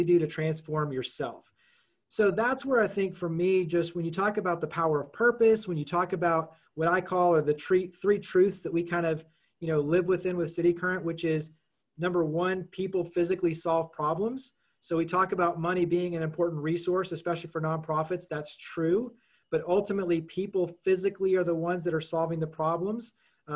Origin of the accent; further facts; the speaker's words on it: Dallas-Fort Worth area, Texas, United States; moved away as an adult; also born or lived in Los Angeles; now in Memphis, United States; I grew up in the Dallas-Fort Worth area. Lived in Los Angeles for almost a decade